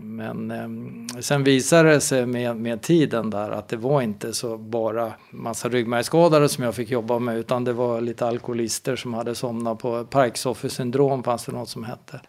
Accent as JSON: {"language": "Swedish", "town": "Stockholm", "region": "Stockholm County", "country": "Sweden", "tie": "born or raised there", "said": "jag är en Stockholmskille som är uppvuxen i, i Spånga. Eh, Bällsta, Vällingby, där i det området"}